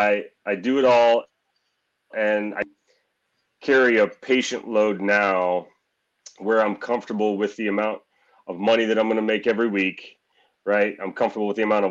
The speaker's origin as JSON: {"language": "English", "region": "Missouri", "country": "United States", "tie": "born or raised there", "said": "I'm born and raised in Missouri."}